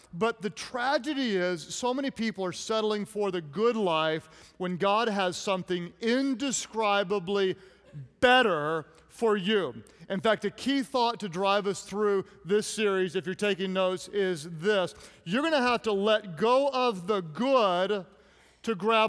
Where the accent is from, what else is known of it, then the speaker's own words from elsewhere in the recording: Oklahoma, United States; I'm from Oklahoma